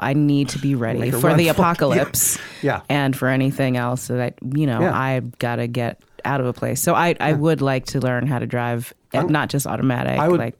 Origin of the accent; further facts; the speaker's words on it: New York, United States; moved away; I grew up in New York